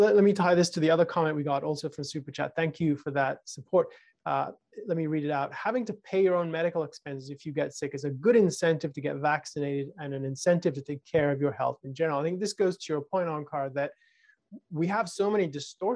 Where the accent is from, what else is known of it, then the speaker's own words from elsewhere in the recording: United Kingdom; when I was growing up in the United Kingdom, a very socialized and collectivized society